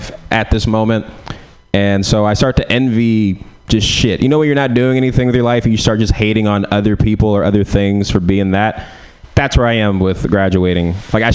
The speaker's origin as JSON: {"language": "English", "town": "San Francisco", "region": "California", "country": "United States", "said": "So I'm from San Francisco"}